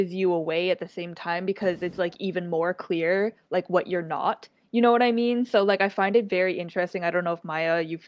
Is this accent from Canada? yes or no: yes; Brampton, Ontario, Canada; now in Toronto, Canada; I grew up in Brampton, which is, like, just outside Toronto. It's, like, very heavily South Asian and Black, but there are, like, almost no East Asians living there.